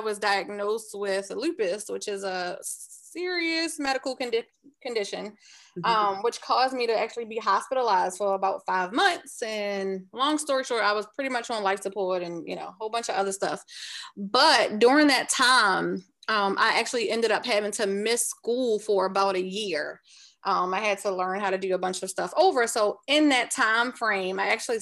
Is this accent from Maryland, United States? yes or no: yes; Baltimore, Maryland, United States; moved away as an adult; now in North Carolina, United States; I am originally from Baltimore. I was born and raised in Baltimore. I live in North Carolina now.